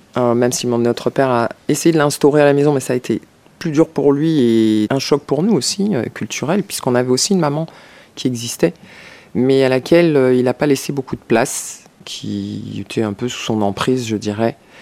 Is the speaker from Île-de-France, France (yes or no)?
yes; Paris, Île-de-France, France; Je suis née à Paris 14e